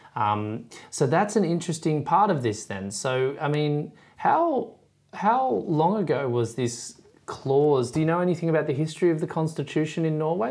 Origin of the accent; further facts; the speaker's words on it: Australia; as an Aussie